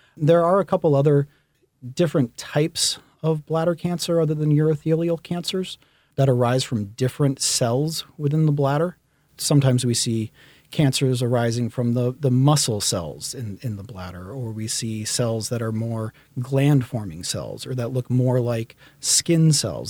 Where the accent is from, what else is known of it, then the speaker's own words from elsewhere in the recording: Baton Rouge, Louisiana, United States; moved away as an adult; also born or lived in Boston; I grew up in Baton Rouge, Louisiana.